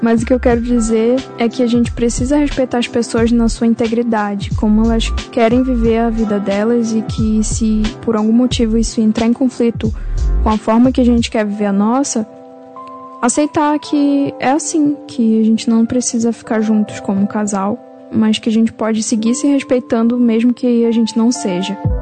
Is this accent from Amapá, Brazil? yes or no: yes; Amapá, Brazil; moved away as an adult; also born or lived in Belém, Pará; now in São Paulo, Brazil; nasci em Belém do Pará, mas eu morei a vida toda no, no Amapá. Agora eu tô morando em São Paulo